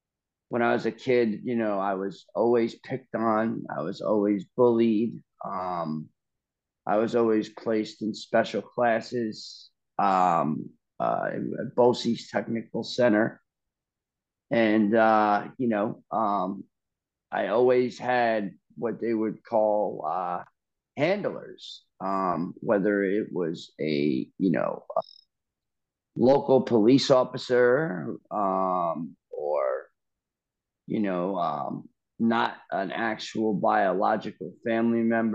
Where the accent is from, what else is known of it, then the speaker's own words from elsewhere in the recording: Largo, Florida, United States; born there; I was born in Largo, Florida.